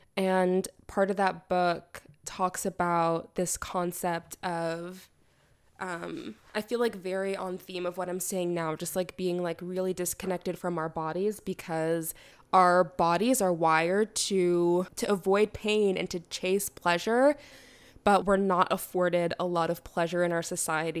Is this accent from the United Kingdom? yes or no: no; Canada; I'm a Canadian sociolegal theorist and artist and writer